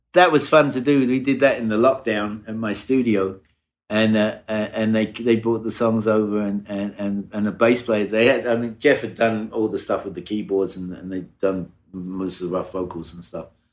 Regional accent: Brighton, South East England, United Kingdom; moved away; in Brighton, in my hometown in England

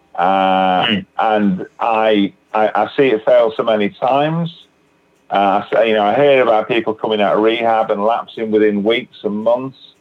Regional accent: Manchester, North West England, United Kingdom; now in Batley, United Kingdom; I'm originally from Manchester in England

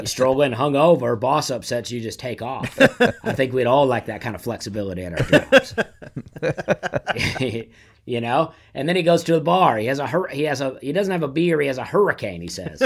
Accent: Opelika, Alabama, United States; I grew up in Alabama

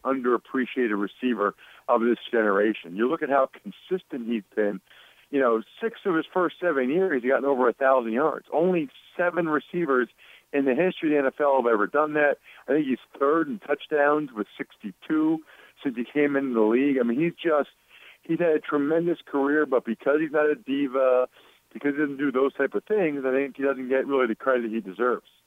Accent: Reading, Pennsylvania, United States; now in Harrisburg, United States; I'm actually from Reading, PA

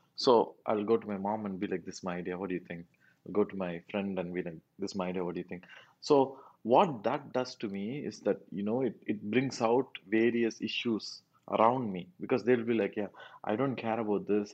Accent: South India, India; first language Tamil; English is a second language

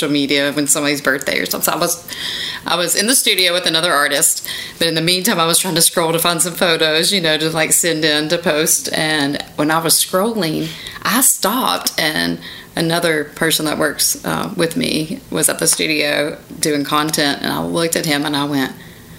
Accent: West Virginia, United States; now in Nashville, United States; I am from West Virginia.

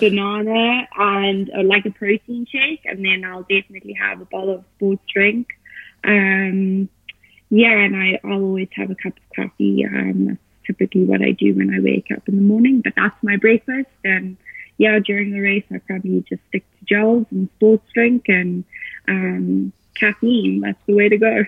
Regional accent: Johannesburg, Gauteng, South Africa; moved away as an adult; now in Boulder, United States; I am from Johannesburg, South Africa. Uh, that's where I was born and raised

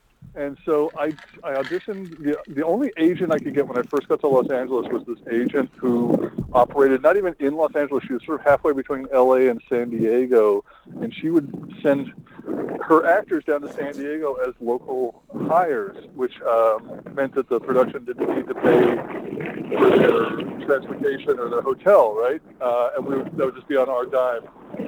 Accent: Melbourne, Victoria, Australia; I grew up in Melbourne, so we spent the bulk of our time in Melbourne

